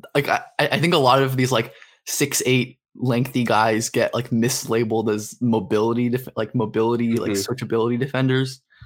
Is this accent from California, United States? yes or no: yes; Los Angeles, California, United States; living and growing up in Hollywood.